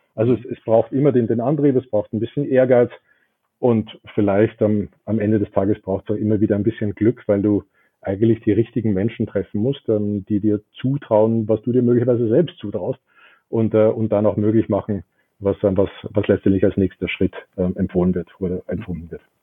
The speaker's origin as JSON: {"language": "German", "region": "Vienna", "country": "Austria", "tie": "born or raised there", "also_born_or_lived": "Pittsburgh, United States", "said": "Ich bin in Wien geboren, ähm, bin auch zur Schule gegangen, ging da aufs Gymnasium, ähm, habe dort auch studiert"}